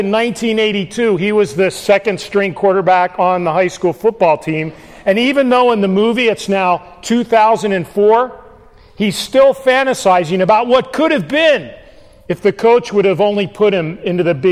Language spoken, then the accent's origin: English; Newtown Square, Pennsylvania, United States; moved away; I grew up outside of Philadelphia, Pennsylvania, in a little place called Newtown Square